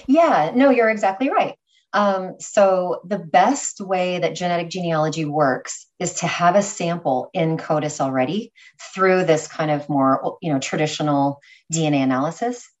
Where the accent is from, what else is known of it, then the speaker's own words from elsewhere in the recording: California, United States; moved away as an adult; now in New York, United States; I was originally from California, um, New York girl now